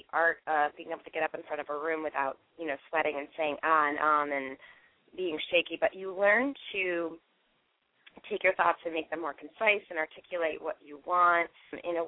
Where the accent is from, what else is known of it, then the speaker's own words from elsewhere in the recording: Schenectady, New York, United States; I'm from Schenectady, New York